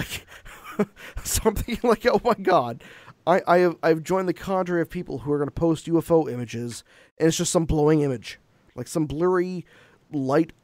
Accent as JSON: {"language": "English", "country": "Canada", "said": "I'm Canadian"}